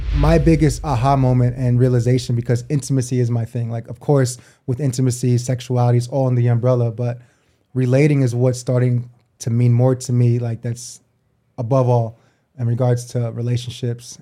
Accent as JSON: {"language": "English", "region": "New York", "country": "United States", "also_born_or_lived": "New Jersey / Japan / Australia", "moved": "as an adult", "said": "I'm from New York originally, um, between there and Jersey"}